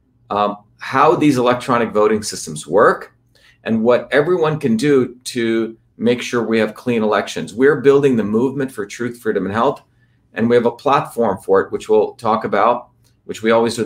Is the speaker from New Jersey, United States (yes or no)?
yes; New Jersey, United States; New Jersey, my home state where I grew up